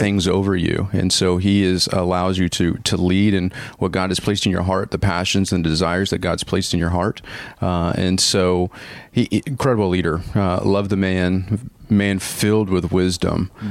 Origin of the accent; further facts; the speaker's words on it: Paducah, Kentucky, United States; now in Orlando, United States; I'm actually from Paducah, Kentucky. So that is where I call home. That's where I was born and raised.